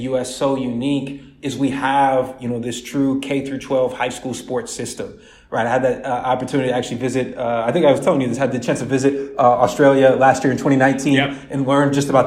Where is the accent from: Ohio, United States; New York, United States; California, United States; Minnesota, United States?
Ohio, United States; Columbus; I'm originally born and raised in Columbus, Ohio. So I'm a Midwest guy